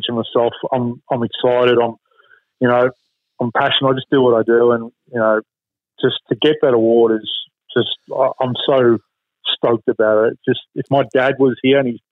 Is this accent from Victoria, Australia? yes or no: yes; Tallangatta, Victoria, Australia; And I'm from Tulangata, Tulangata region